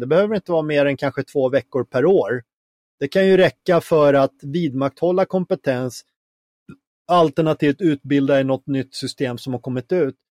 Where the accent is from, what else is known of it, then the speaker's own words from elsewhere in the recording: Finland; now in Sweden; som finne